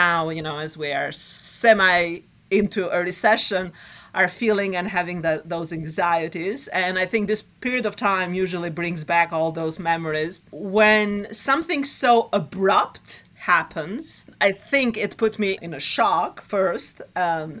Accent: Albania; moved away as an adult; now in New York City, United States; I was born and raised in Albania during the Cold War

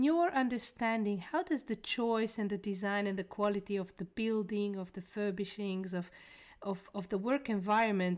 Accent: Hungary; now in Brussels, Belgium; Me as a Hungarian sitting in Brussels

